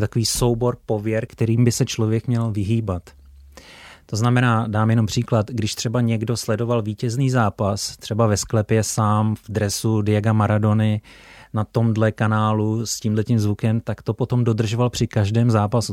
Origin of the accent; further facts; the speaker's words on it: Czechia; jako Čech